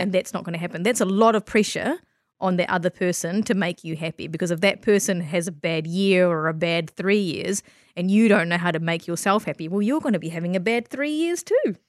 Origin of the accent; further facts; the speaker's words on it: Christchurch, Canterbury, New Zealand; also born or lived in Malaysia; I grew up in Christchurch, and you can't see skin color on, on this podcast, but I was born in Malaysia, and I moved to Christchurch when I was four